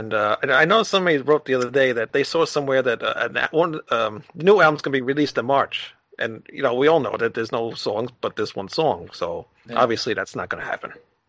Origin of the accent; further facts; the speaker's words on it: New York, United States; I'm from New York.